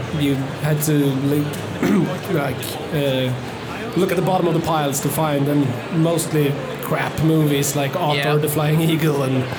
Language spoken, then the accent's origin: English; Stockholm, Stockholm County, Sweden; English is a second language; I'm born in Stockholm, grew up out in Hässelby suburbs